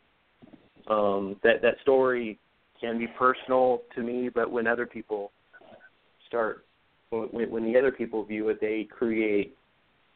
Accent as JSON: {"language": "English", "region": "Oregon", "country": "United States", "tie": "born or raised there", "moved": "yes", "lives_now": "Southern California, United States", "said": "I travel up to Oregon, back to my home state a lot."}